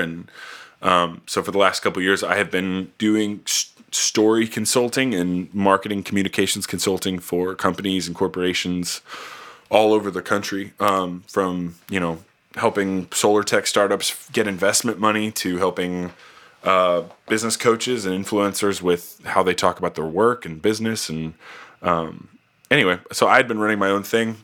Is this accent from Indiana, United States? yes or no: yes; outside of Indianapolis, United States; moved away as an adult; also born or lived in Tennessee / Kenya; born and raised in Indianapolis, uh, or I guess outside of Indianapolis and kind of a farm town.